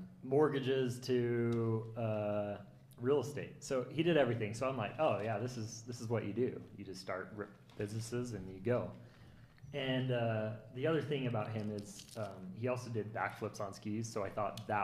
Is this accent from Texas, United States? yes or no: no; Provo, Utah, United States; growing up in Provo